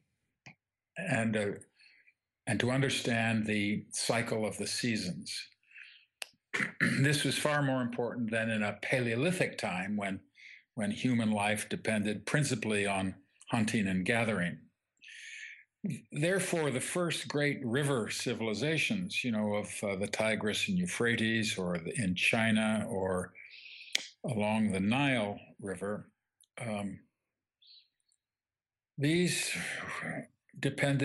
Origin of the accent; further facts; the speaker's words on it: England, United Kingdom; I grew up in England